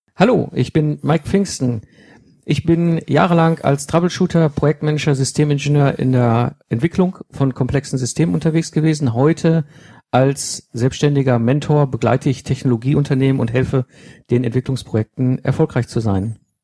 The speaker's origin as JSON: {"language": "German", "country": "Germany", "said": "als Deutsche"}